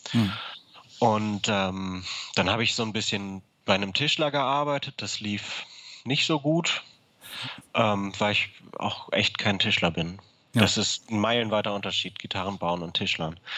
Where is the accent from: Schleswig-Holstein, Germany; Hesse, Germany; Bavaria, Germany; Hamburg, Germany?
Hamburg, Germany; Ich komme aus Hamburg und ähm, habe meine Familie in Hamburg und habe die Ausbildung in Aachen gemacht.